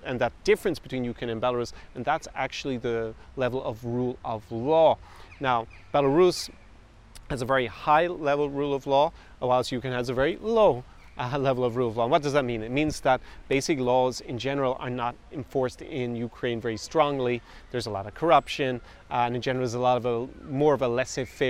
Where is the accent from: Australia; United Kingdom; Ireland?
Ireland; I was born in Ireland